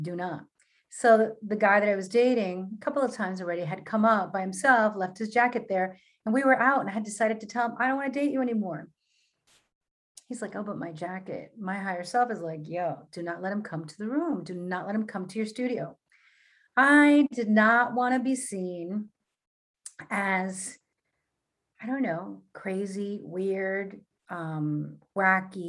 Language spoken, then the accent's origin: English; New York City, New York, United States; I'm a Latina from Queens.